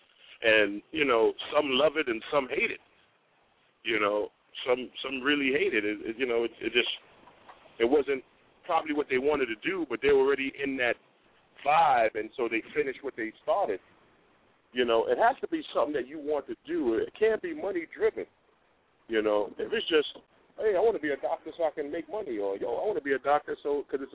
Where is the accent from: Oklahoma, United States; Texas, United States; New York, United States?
New York, United States; I was from New York